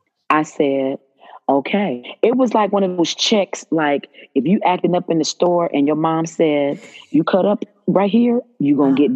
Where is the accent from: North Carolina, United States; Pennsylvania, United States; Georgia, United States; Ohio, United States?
Ohio, United States; Dayton; moved away as an adult; now in Dallas, United States; Yes, I'm from Dayton.